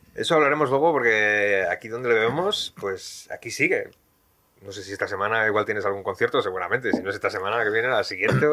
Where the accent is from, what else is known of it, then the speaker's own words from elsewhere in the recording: Bilbao, Basque Country, Spain; yo también soy de Bilbao